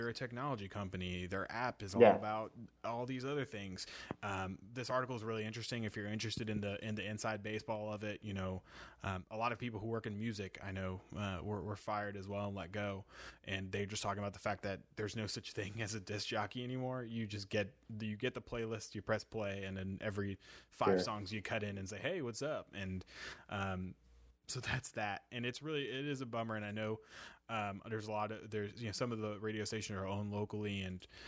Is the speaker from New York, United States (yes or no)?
yes; New York City, New York, United States; now in Louisville, United States; I'm from New York City, and like, you know, when I was growing up, I remember like Mike Francesa